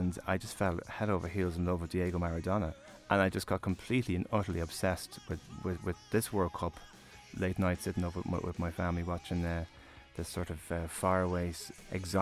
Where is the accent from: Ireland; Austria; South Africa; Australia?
Ireland; Malahide, Leinster; I grew up in Malahide, which is a beautiful coastal town in North County Dublin.